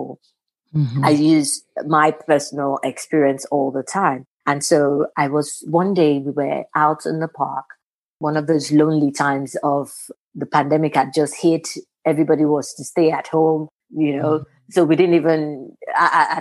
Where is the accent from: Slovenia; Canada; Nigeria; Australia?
Nigeria; Osun; moved away as an adult; also born or lived in England; now in United States; living in England, growing up in Nigeria